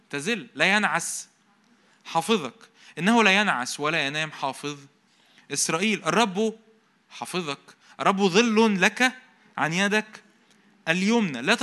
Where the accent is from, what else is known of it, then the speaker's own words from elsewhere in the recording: Egypt; وأنا مصري أنا مش راجع من المصيف أو حاجة